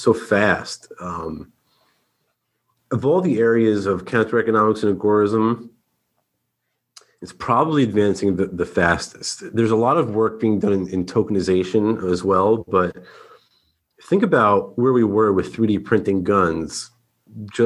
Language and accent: English; New Jersey, United States; I'm from New Jersey